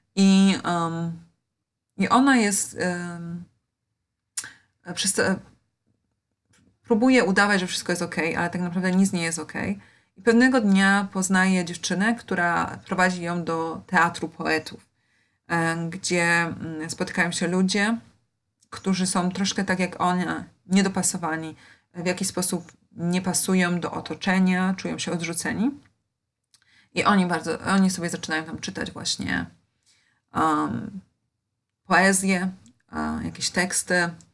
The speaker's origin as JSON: {"language": "Polish", "country": "Poland", "tie": "born or raised there", "said": "ja wychowywałam się w Polsce"}